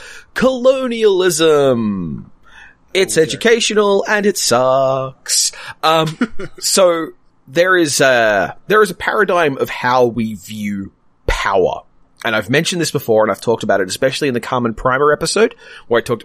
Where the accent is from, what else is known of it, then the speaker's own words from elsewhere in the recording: Australia; as an Australian who votes and cares about voting systems